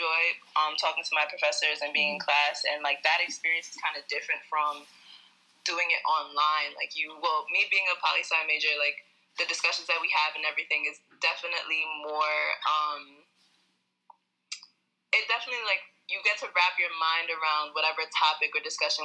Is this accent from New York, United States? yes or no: yes; New York City, New York, United States; I'm from Brooklyn, New York